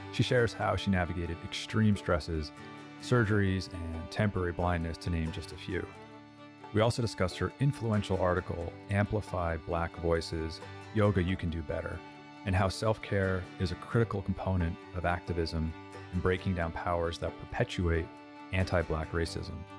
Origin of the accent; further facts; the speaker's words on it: Montclair, New Jersey, United States; I grew up in Montclair, New Jersey.